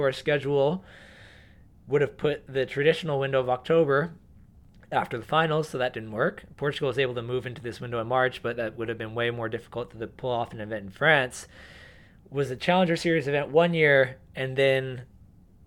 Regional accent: East Coast, United States; I grew up on the East Coast as well.

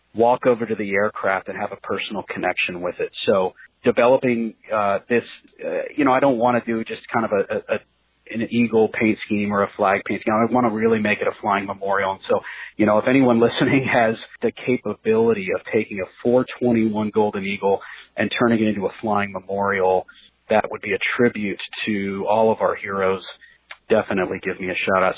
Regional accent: Central California, United States; moved away as an adult; I'm from Central California

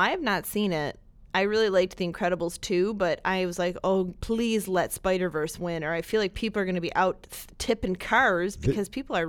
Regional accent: Brooklyn, New York, United States; I reached out to Spike and then we talked and it was effortless because we're both from Brooklyn.

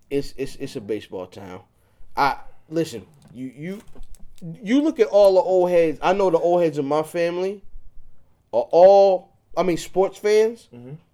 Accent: Anne Arundel County, Maryland, United States; I'm from Anne Arundel County

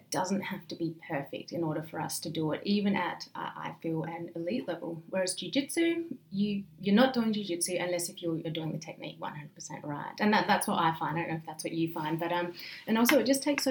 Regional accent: Coober Pedy, South Australia, Australia; where I grew up in Coober-Pedy, there is a very high crime rate per capita

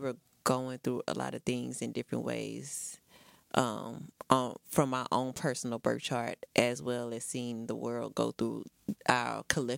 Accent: Texas, United States; But I've been out of Houston for like a year and a half. I went back to my hometown, which ain't too far

